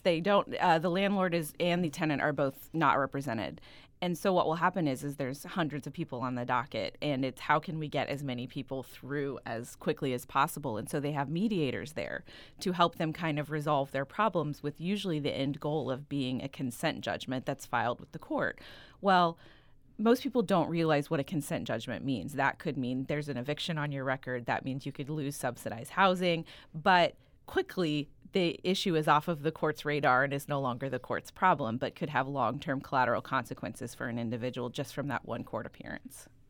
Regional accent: Branson, Missouri, United States; I am from Branson, Missouri

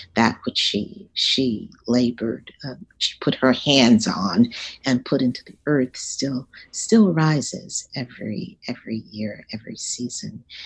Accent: Dallas, Texas, United States; I grew up in Dallas, Texas, uh, south of the Trinity

